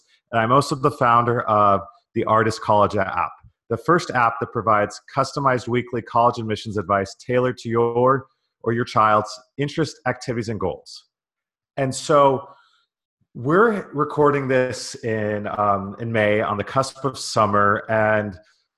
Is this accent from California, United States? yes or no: yes; California, United States; I grew up in California.